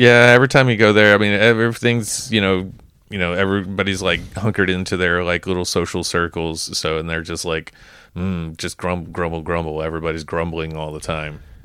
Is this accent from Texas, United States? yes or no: yes; Texas, United States; moved away; in my home state